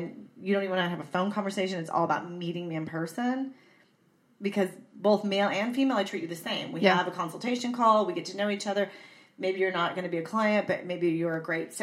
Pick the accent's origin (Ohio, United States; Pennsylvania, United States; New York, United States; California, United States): California, United States; San Diego; I'm from San Diego.